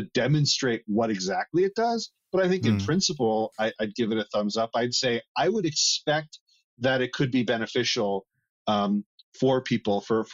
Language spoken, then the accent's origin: English; Northeast, United States; now in Arizona, United States; I come from the Northeast where me growing up, I remember times when it was too cold at night